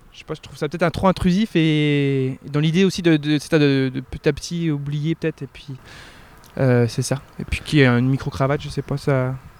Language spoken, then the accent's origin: French; Finistère Nord, near Brest, Brittany, France; moved away as an adult; also born or lived in Rennes / Quebec; j'ai grandi à la Narvili. Alors, Donc, euh, c'est un petit village